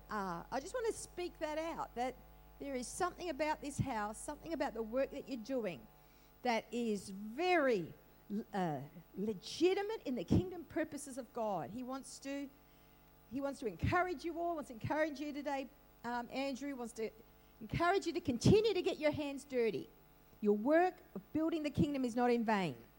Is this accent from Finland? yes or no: no; Australia; also born or lived in Northern Beaches, Sydney; I'm an Aussie, I am. I'm a proud Aussie